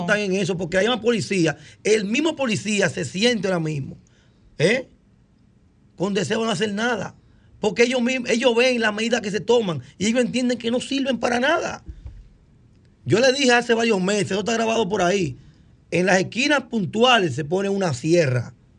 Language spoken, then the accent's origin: Spanish; Cotuí, Sánchez Ramírez, Dominican Republic; Yo soy de Cotuí.